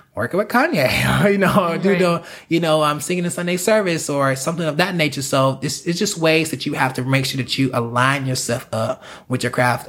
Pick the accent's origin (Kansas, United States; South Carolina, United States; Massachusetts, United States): South Carolina, United States; moved away as an adult; now in Los Angeles, United States; I'm from South Carolina.